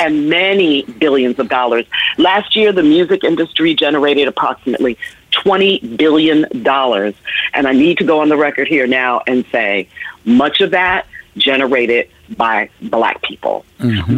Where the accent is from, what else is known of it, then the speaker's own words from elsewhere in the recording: New York City, New York, United States; also born or lived in Washington, District of Columbia, United States; New York, which is my hometown. I grew up in the Bronx and Harlem and Manhattan